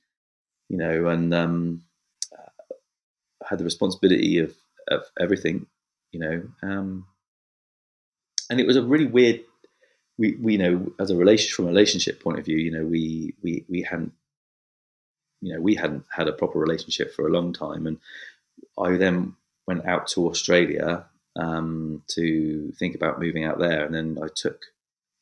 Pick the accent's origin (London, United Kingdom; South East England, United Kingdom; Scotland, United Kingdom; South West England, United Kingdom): South West England, United Kingdom; Bournemouth; I'm the eldest of six kids. We lived on a council estate and in the south of England, in Bournemouth. And I've lived here all my life